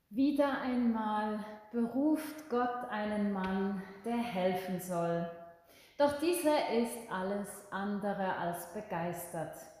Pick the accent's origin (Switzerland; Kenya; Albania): Switzerland; bei uns in der Schweiz